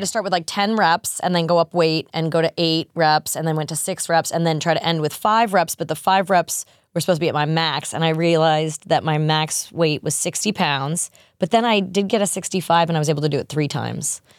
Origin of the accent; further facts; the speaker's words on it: New York, United States; I'm a New Yorker